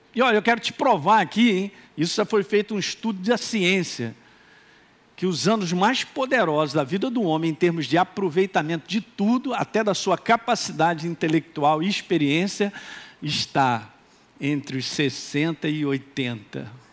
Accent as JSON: {"language": "Portuguese", "region": "Minas Gerais", "country": "Brazil", "accent": "mineiro", "said": "agora falei igual mineiro, hein? Eu sou mineiro"}